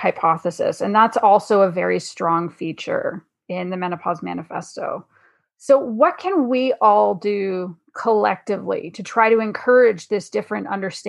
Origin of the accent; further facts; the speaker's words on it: Canada; I'm French Canadian.